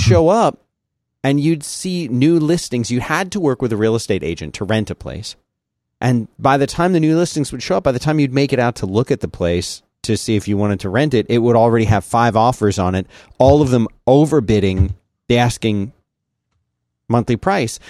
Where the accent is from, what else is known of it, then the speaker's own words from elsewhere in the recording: Philadelphia, Pennsylvania, United States; also born or lived in Florida; now in Texas, United States; I grew up in Philly